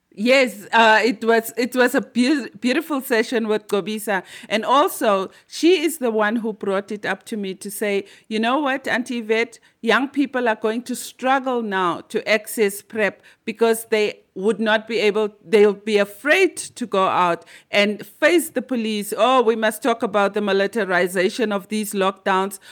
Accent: Limpopo, South Africa; I'm from Limpopo and we are known as the magic province.

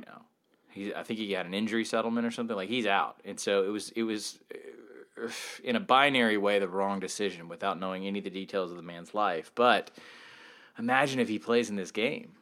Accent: Georgia, United States; moved away; also born or lived in West Virginia / Virginia; I'm from Georgia

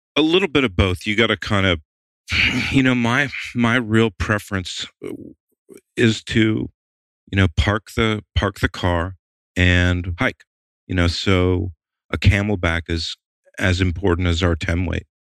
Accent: the South, United States; also born or lived in Atlanta / Maine; growing up in the South

